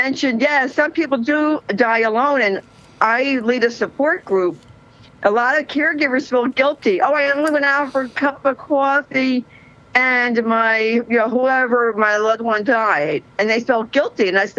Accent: New Jersey, United States; I am from New Jersey.

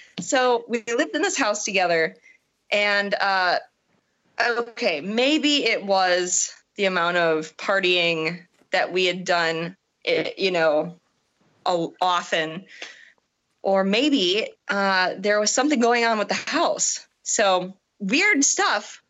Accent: Wisconsin, United States; also born or lived in Illinois / Chicago area; now in Portland, United States; I am actually not originally from Illinois. I'm from Wisconsin.

